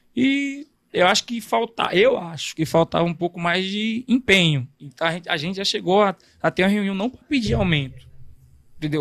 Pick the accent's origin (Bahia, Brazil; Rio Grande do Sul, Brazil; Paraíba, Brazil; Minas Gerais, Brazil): Bahia, Brazil; São Domingos; also born or lived in Salvador / Manaus; now in São Paulo, Brazil; eu nasci em Salvador, aí minha mãe se separou do meu pai e tive que morar com meus avós no interior da Bahia, em São Domingos